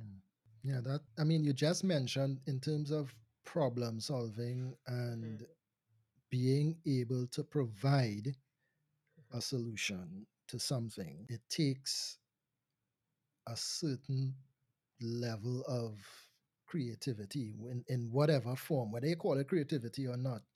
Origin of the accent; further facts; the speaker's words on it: Trinidad & Tobago; I am Trinidadian. Um, I do hail from Trinidad and Tobago, but just to make the distinction, I was born in Trinidad